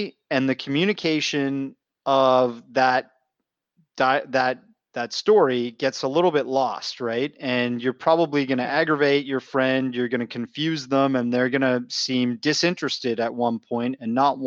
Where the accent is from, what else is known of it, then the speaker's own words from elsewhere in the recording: Canada; I'm from Canada